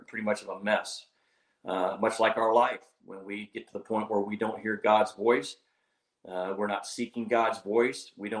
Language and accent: English; Arkansas, United States; here in my home state of Arkansas